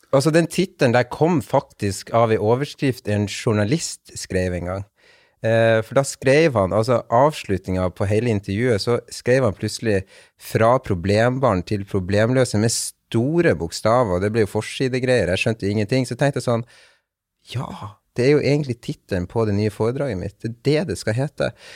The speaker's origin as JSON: {"language": "Norwegian", "town": "Bodø", "region": "Nordland", "country": "Norway", "tie": "born or raised there", "also_born_or_lived": "Cali, Colombia", "said": "jeg er adoptert fra Colombia, fra en, eh, en, by som heter Cali. Um, og kom da til Bodø i mars 1995. Var rundt 22 måneder gammel"}